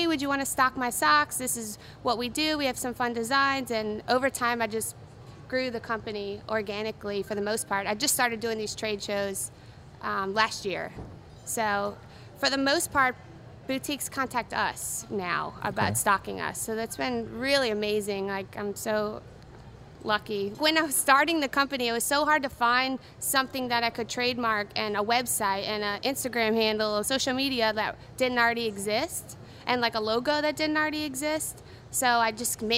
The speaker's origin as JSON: {"language": "English", "town": "New Orleans", "region": "Louisiana", "country": "United States", "also_born_or_lived": "Los Angeles", "moved": "as an adult", "said": "I'm from New Orleans originally, when I moved to Los Angeles to go to fashion design school"}